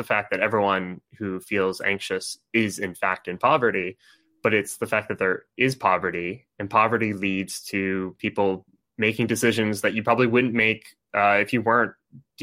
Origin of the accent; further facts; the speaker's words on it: Connecticut, United States; moved away; I'm from Connecticut. I don't live in Connecticut right now